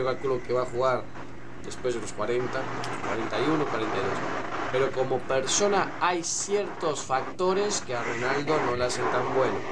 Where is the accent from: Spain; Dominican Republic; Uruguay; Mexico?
Uruguay; Yo soy uruguayo